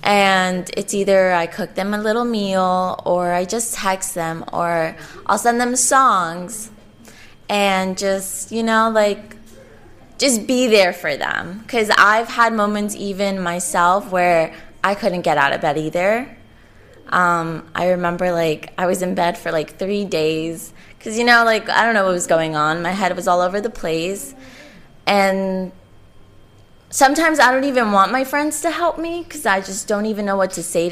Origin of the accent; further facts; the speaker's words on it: Colombia; I'm from Colombia